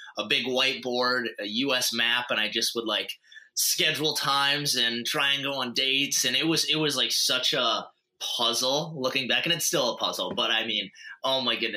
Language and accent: English; Montana, United States; moved away; also born or lived in North Dakota; I'm originally from Montana, but then went to school out in North Dakota.